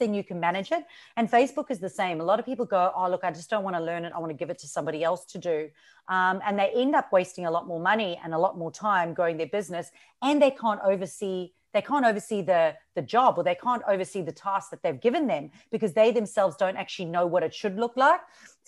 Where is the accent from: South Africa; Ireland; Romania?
South Africa; accent: South African and Australian; moved away as an adult; now in Australia; excuse my accent. It's a bit a mix of South African and Australian. And the reason for that is I moved to Australia from South Africa 12 years ago.